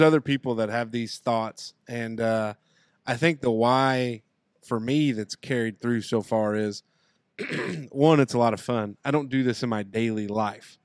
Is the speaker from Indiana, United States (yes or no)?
yes; Southern Indiana, United States; we love Southern Indiana and we love our home